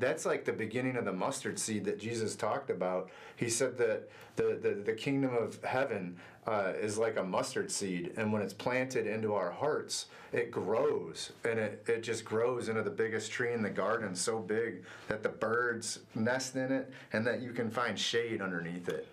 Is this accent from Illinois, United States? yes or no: no; Sylvania, Ohio, United States; I grew up in Northwest Ohio in a small town called Sylvania, just outside of Toledo